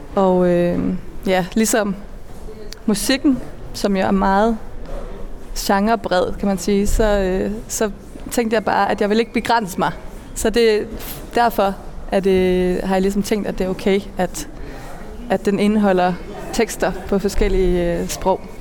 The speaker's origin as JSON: {"language": "Danish", "area": "Funen", "region": "Southern Denmark", "country": "Denmark", "tie": "born or raised there", "also_born_or_lived": "Malmö, Sweden / Norway", "moved": "as an adult", "lives_now": "Copenhagen, Denmark", "said": "Jeg er født og opvokset på Fyn"}